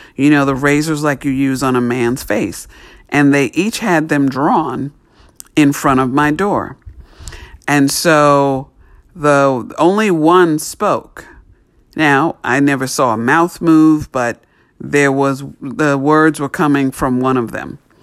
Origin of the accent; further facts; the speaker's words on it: New York City, New York, United States; where I grew up in New York City